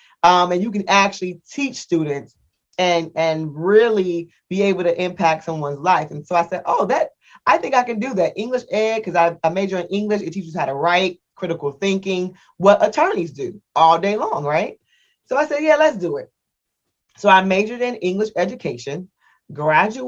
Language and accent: English; Indiana, United States; moved away as an adult; I'm from the Midwest, from Indiana